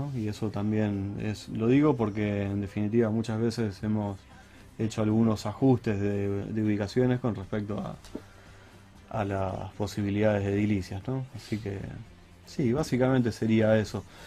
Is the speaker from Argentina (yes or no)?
yes; Argentina; como argentino